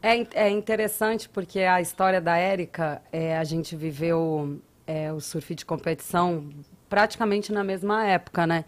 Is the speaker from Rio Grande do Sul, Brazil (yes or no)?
no; Guarujá, São Paulo, Brazil; moved away; also born or lived in Praia do Francês, Alagoas; E eu sou natural de São Paulo, eu sou do Guarujá, do litoral